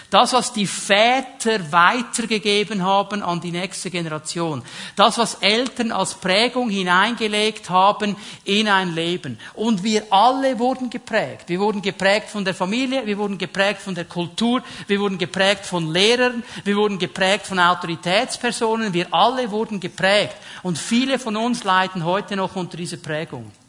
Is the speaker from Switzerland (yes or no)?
yes; Switzerland; Also ich fühle mich auch nicht jeden Tag als Schweizer. Bin trotzdem einer, oder? Okay, ein halber, ein halber Italiener auch noch.